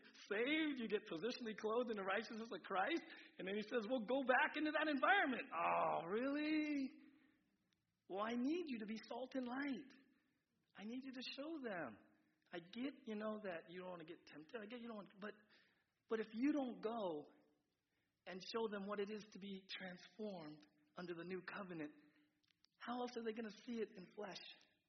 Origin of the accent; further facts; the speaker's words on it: San Diego, California, United States; I grew up in San Diego, and I know it can be awkward, you know, all this freedom to move forward.